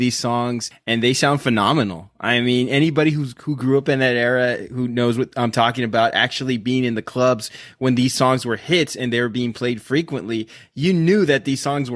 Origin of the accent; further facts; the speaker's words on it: Rio Grande Valley, Texas, United States; we're from the Rio Grande Valley